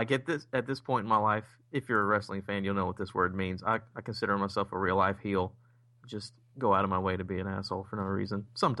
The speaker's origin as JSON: {"language": "English", "region": "Indiana", "country": "United States", "tie": "born or raised there", "moved": "yes", "lives_now": "Kentucky, United States", "said": "I was born in Indiana, live in Kentucky now."}